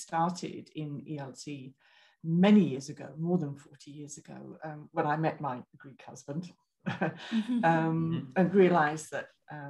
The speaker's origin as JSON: {"language": "English", "country": "United Kingdom", "also_born_or_lived": "Libya / Dubai", "moved": "as an adult", "lives_now": "Greece", "said": "I'm British, as you probably hear from my accent, but I've been married for like 100 years to a Greek husband, which is why I have a Greek surname. We've been here in Greece since 2006"}